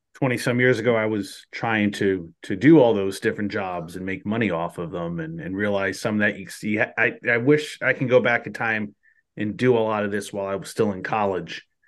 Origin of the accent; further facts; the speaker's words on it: New Jersey, United States; growing up, we didn't, we didn't have minor league baseball until I was out, like, just about out of high school in New Jersey.